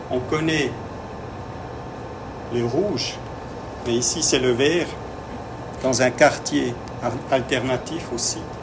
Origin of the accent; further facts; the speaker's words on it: Vienna, Austria; comme je viens de Vienne, euh, je peux un peu vous présenter comment ça s'est passé début du XXe siècle à, à Vienne.